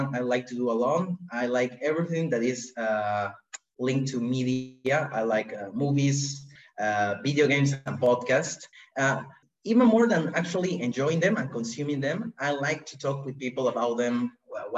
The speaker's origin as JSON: {"language": "English", "region": "Lima", "country": "Peru", "tie": "born or raised there", "said": "I have been born and raised in Lima in a small family of four"}